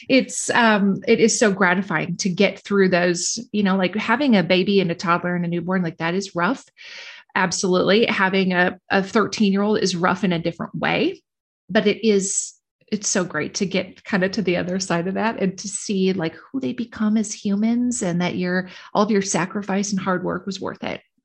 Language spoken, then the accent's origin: English; Minnesota, United States; I'm from Minnesota